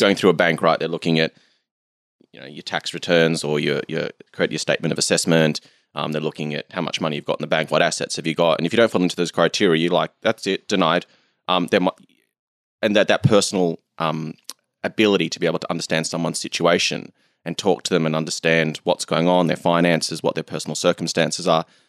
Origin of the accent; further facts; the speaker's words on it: Australia; I'm from Australia